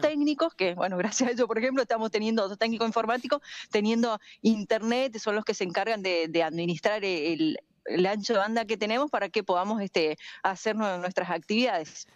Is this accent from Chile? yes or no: no; Argentina; nosotros estamos también acá como argentinos